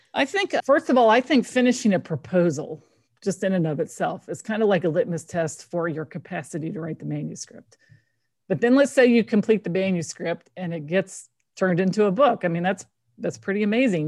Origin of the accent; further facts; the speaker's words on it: Kentucky, United States; I grew up in Kentucky